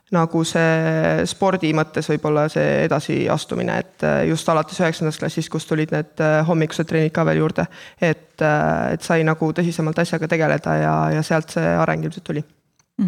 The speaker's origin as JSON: {"language": "Estonian", "town": "Kohila", "region": "Rapla County", "country": "Estonia", "tie": "born or raised there", "said": "minu kodulinna Kohilasse"}